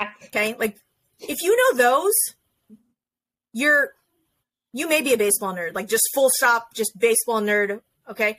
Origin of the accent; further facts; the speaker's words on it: Las Vegas, Nevada, United States; Vegas, which is my hometown